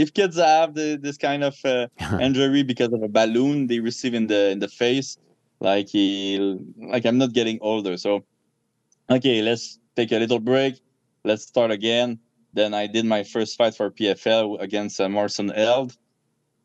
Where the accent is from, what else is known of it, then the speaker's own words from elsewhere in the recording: Canada; I'm a Canadian gangster